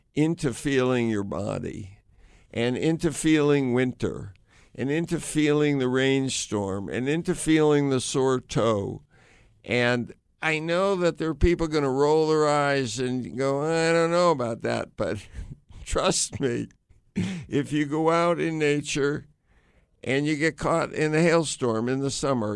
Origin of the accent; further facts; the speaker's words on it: United States; I grew up in the United States